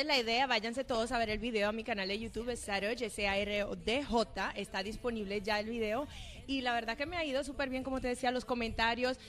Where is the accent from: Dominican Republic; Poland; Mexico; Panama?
Dominican Republic; also born or lived in Port-au-Prince, Haiti; nací en Puerto Príncipe, Haití, crecí en la República Dominicana